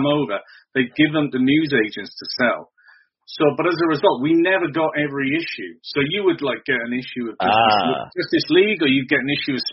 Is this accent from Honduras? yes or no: no; South Wales, United Kingdom; moved away as an adult; also born or lived in Cardiff / Bristol; now in Portishead, United Kingdom; I was born in South Wales, which is only about an hour and a half from here. I was sort of raised in South Wales and then went to live in a place called Bristol, and I've been here about 25 years